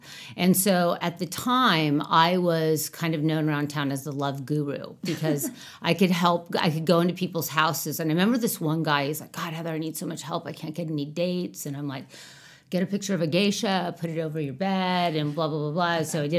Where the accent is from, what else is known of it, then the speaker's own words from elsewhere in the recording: California, United States; And so, you know, I'm from California